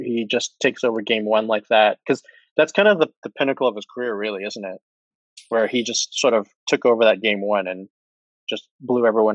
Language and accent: English; Toronto, Ontario, Canada; my hometown bias